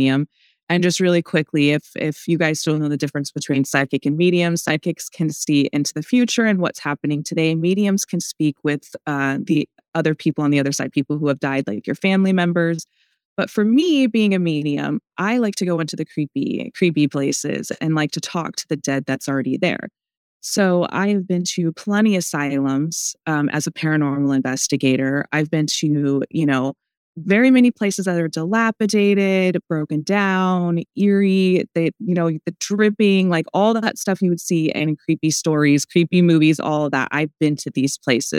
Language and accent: English; Pacific Northwest, United States; I'm from the Pacific Northwest